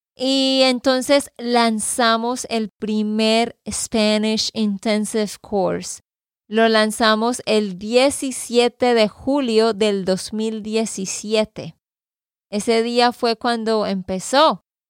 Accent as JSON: {"language": "Spanish", "region": "Santander", "country": "Colombia", "said": "de Santander, Colombia."}